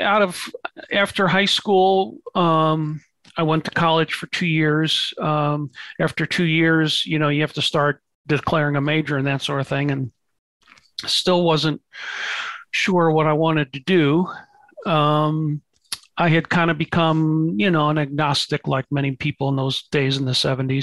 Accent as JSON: {"language": "English", "town": "St. Louis", "region": "Missouri", "country": "United States", "tie": "born or raised there", "said": "I grew up in St. Louis, Missouri"}